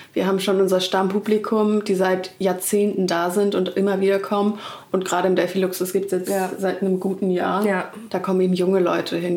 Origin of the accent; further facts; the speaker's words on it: Hamburg, Germany; now in Berlin, Germany; in Hamburg, ähm, da wo ich aufgewachsen bin.